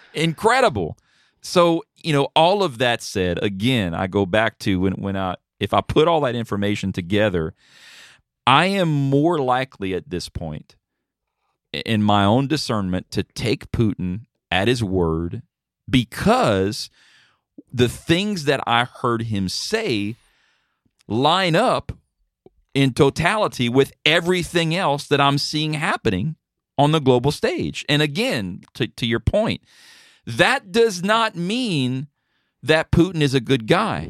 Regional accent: United States; as an American

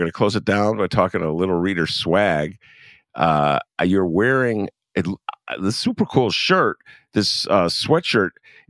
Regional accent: Chicago, Illinois, United States; I'm from Chicago.

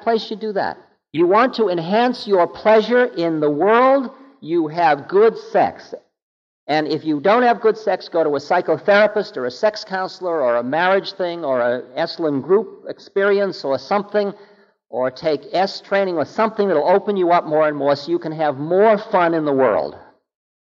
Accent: Boston, Massachusetts, United States; I'm from Boston.

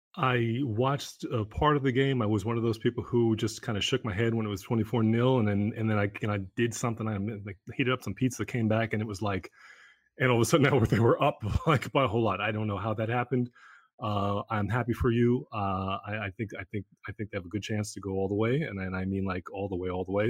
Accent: New York, United States; as a New Yorker

